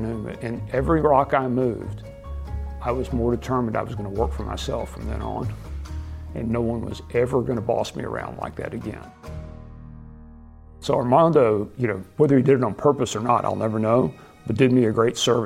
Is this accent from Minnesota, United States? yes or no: no; Abilene, Texas, United States; I was born and raised in Abilene, Texas, a small town of 100,000 people out in West Central Texas